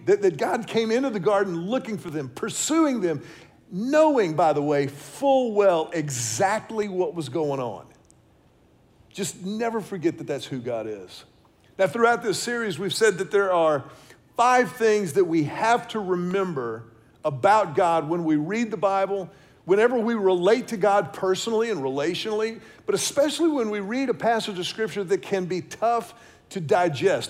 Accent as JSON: {"language": "English", "town": "Houston", "region": "Texas", "country": "United States", "tie": "born or raised there", "lives_now": "Austin, United States", "said": "I grew up in Houston, I've lived in Austin now for the better part of what, 24 years or so"}